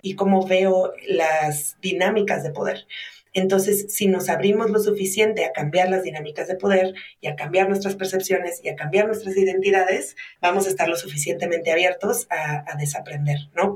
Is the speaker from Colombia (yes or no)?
no; Mexico; me identifico como mexicana y empiezo a ver que mi identidad mexicana tiene un historial